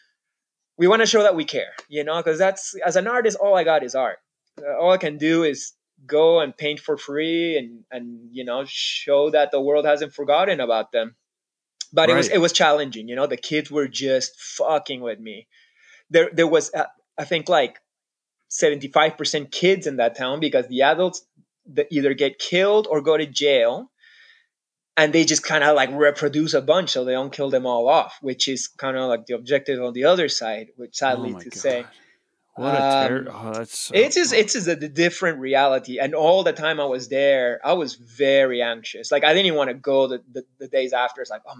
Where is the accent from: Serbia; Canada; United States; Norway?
Canada; We're like, no, no, we're not Israeli. We're like, you know, just I'm Canadian.